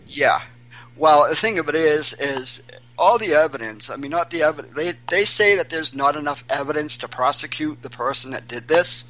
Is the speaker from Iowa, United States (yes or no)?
no; Portland, Maine, United States; now in New Hampshire, United States; I'm um, originally from Portland, Maine. But I can say I moved to New Hampshire 20 years ago